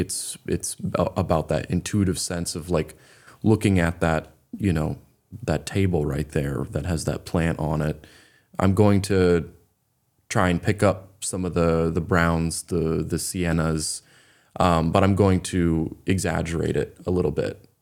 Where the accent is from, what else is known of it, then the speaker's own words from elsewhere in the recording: Raymond, Maine, United States; also born or lived in Beverly, Massachusetts; I grew up in Raymond, Maine.